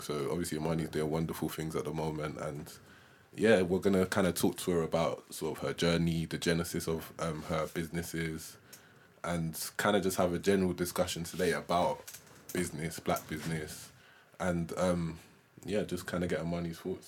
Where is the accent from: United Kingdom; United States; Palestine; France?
United Kingdom; London; we both grew up in London